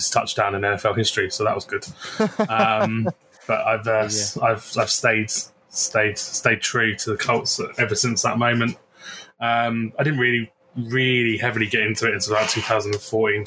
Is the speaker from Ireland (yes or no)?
no; United Kingdom; I'm from the UK